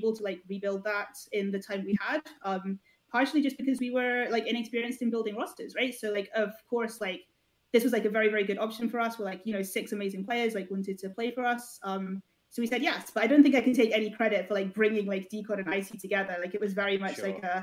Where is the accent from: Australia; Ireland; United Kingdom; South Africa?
United Kingdom; Scotland; I'm Scottish